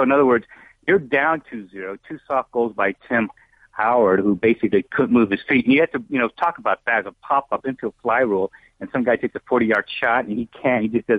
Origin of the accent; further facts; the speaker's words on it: Brazil; also born or lived in Argentina; My dad was in the Navy, so I grew up in Brazil and Argentina.